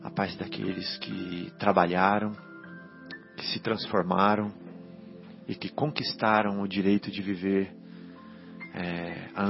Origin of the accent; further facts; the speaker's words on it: Minas Gerais, Brazil; Então, é porque eu vim lá de Minas, né?